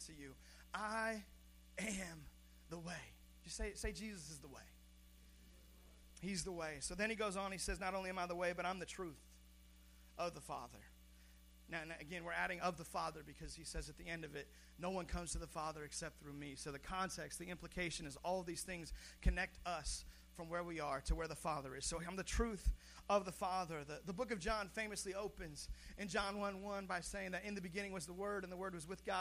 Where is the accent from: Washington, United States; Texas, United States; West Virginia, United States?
Washington, United States; Seattle; I was born in Seattle, Washington